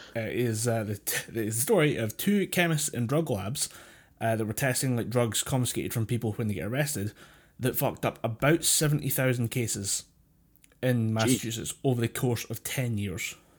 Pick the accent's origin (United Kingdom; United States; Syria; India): United Kingdom; as a British person